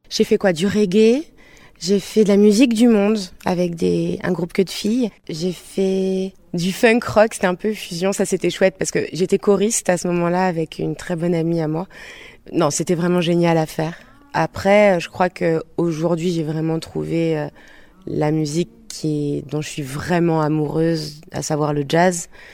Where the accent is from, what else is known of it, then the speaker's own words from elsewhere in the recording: Bordeaux, Nouvelle-Aquitaine, France; Je viens de Bordeaux